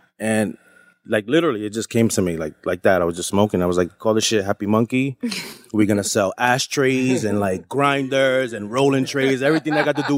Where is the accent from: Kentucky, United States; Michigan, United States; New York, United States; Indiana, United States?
New York, United States; he saw that I was from New York and Arabic dude